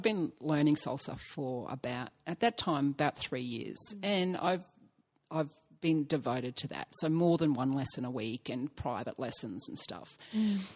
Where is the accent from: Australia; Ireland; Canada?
Australia; I'm Australian